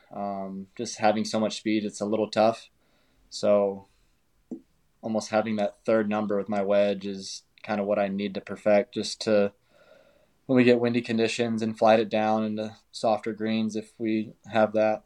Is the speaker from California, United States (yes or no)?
yes; California, United States; moved away; my hometown in California